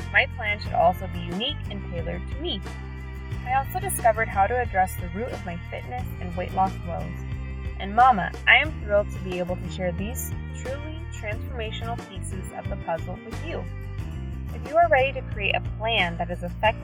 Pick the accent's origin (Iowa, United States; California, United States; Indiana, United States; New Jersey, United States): California, United States; Sacramento; also born or lived in Redding, California; I was born and raised in Sacramento, California